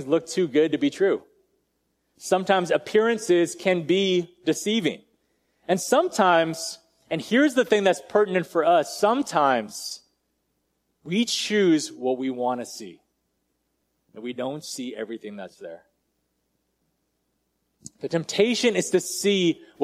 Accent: United States; I'm Asian and I was born in America

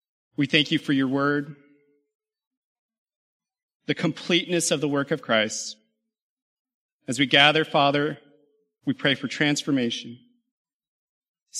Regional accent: California, United States; also born or lived in Louisiana / Alabama; now in McKinney, United States; I grew up in California

